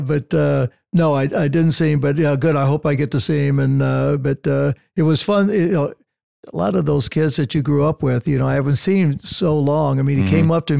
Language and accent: English; Illinois, United States; also born or lived in California; now in Santa Barbara, United States; Growing up in Illinois, when we had snow like